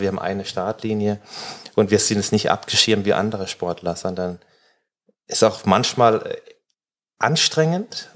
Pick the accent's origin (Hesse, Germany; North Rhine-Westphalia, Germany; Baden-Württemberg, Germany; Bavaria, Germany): Baden-Württemberg, Germany; Dörlesberg; now in Mannheim, Germany; auf dem Dorf, wo ich groß geworden bin, in Dördesberg, das sind 600 Einwohner